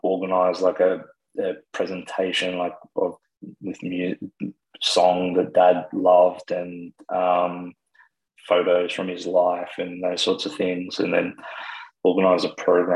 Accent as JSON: {"language": "English", "town": "Sydney", "region": "New South Wales", "country": "Australia", "tie": "born or raised there", "also_born_or_lived": "Wagga Wagga, New South Wales / regional Victoria", "said": "I was born in Wagga, and then I did some of my growing up in regional Victoria, and then when I was still very little, we moved to Sydney"}